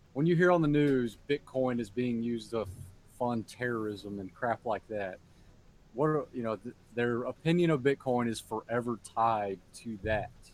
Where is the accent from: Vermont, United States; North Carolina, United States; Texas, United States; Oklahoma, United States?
Texas, United States; Fort Worth; Fort Worth, my hometown